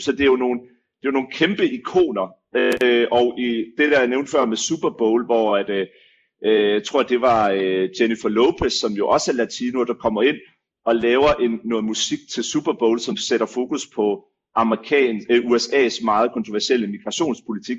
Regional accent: Denmark; som danskere

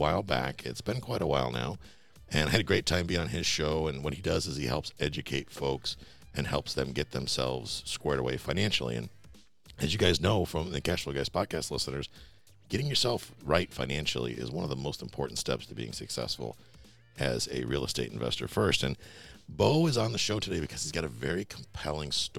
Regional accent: Buffalo, New York, United States; I grew up in Buffalo

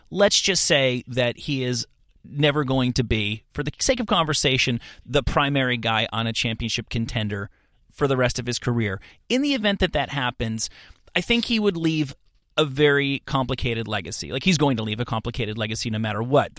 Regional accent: New York, United States; I'm, I'm from New York

